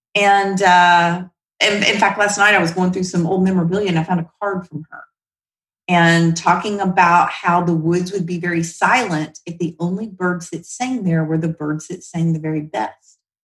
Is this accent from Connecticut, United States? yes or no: no; Shreveport, Louisiana, United States; moved away as an adult; also born or lived in Oklahoma City; grew up again in the South